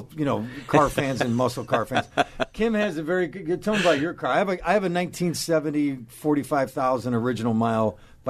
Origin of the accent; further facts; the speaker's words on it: Buffalo, New York, United States; I'm Buffalo upstate.